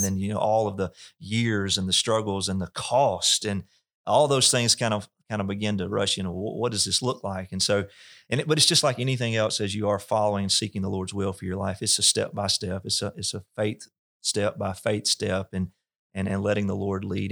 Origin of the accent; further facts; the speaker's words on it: North Mississippi, United States; I was raised in North Mississippi